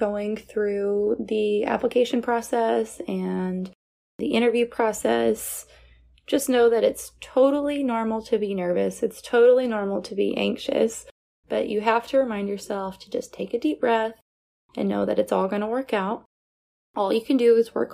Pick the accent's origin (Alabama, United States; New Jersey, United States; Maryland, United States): Alabama, United States; moved away as an adult; now in Tampa, United States; am from Alabama